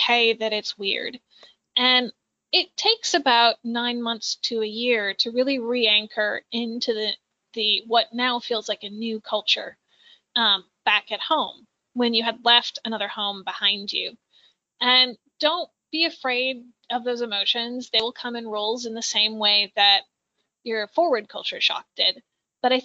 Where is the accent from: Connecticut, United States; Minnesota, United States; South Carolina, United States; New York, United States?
Minnesota, United States; also born or lived in Japan; I'm from Minnesota.